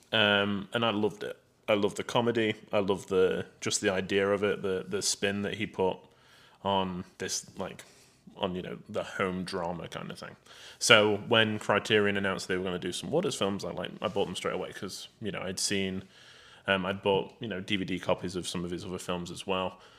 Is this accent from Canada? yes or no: no; England, United Kingdom; I'm English, British